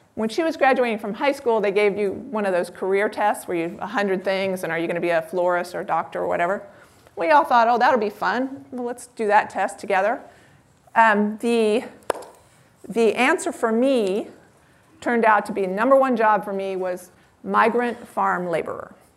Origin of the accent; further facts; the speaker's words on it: Palo Alto, California, United States; I grew up in Palo Alto